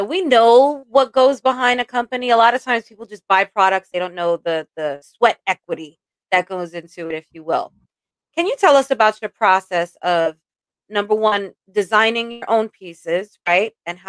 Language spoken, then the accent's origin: English; Jamaica; This is the New York hustle, right? Like everybody's got 12 job man. We're all Jamaican.